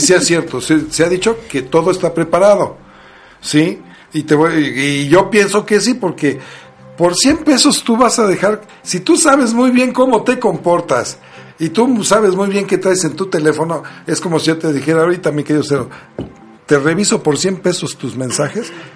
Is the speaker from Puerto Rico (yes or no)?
no; Mexico